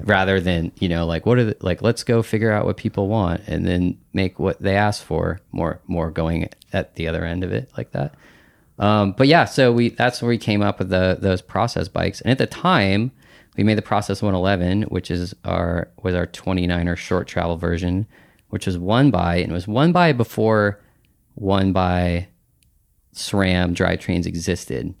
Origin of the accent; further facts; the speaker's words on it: Bellingham, Washington, United States; I grew up in Bellingham, Washington